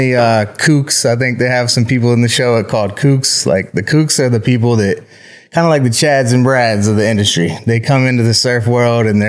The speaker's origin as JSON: {"language": "English", "region": "North Carolina", "country": "United States", "tie": "born or raised there", "also_born_or_lived": "Outer Banks / near Virginia Beach / Puerto Rico", "moved": "yes", "lives_now": "Texas, United States", "said": "grew up in North Carolina"}